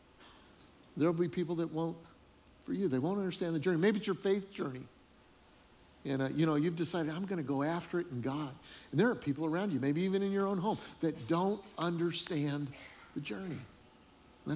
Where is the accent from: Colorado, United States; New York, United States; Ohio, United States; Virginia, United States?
Colorado, United States; moved away as an adult; also born or lived in northern Illinois; now in Charleston, United States; we're from Colorado originally. We've been living in northern Illinois for about 8 years